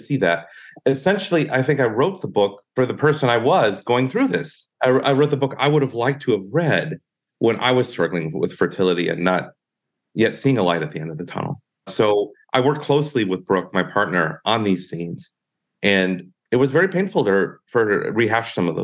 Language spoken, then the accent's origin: English; southern Minnesota, United States; now in California, United States; I'm from southern Minnesota